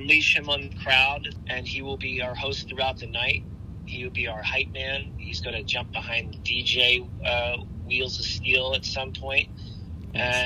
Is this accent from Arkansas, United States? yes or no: no; Philadelphia, Pennsylvania, United States; I'm from Philly